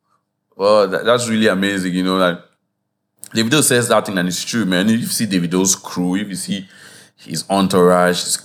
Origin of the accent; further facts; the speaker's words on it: Nigeria; we're Nigerian people